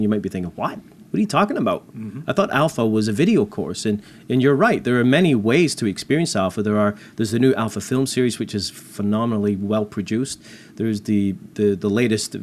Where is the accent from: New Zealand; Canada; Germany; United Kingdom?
Canada; I'm not American, I'm Canadian